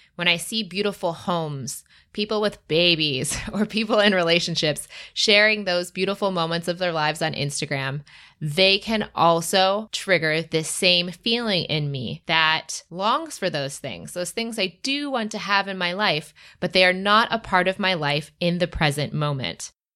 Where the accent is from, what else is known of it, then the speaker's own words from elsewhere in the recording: Michigan, United States; I'm from Michigan and the Midwest